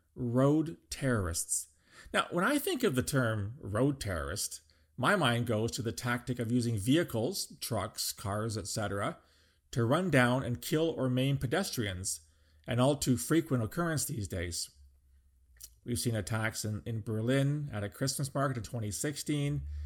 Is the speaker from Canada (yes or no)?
yes; Canada; as a Canadian